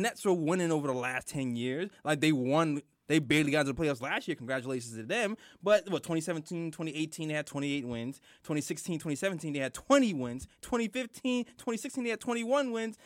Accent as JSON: {"language": "English", "town": "New York City", "region": "New York", "country": "United States", "said": "I am from Brooklyn"}